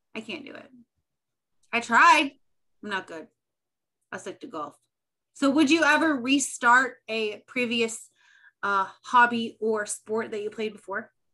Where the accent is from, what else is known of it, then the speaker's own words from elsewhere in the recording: Indiana, United States; We're both from Indiana